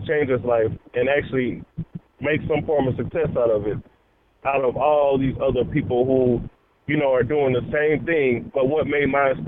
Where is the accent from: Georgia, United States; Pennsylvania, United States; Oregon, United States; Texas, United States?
Texas, United States; Houston; I'm in Houston. I'm in Houston, Texas. I'm from Houston